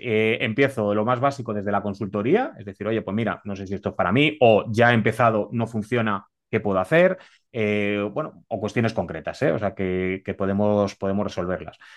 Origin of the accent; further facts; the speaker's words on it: Spain; soy español